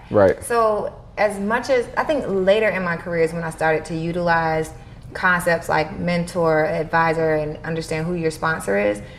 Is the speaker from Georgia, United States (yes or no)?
yes; Atlanta, Georgia, United States; I'm from Atlanta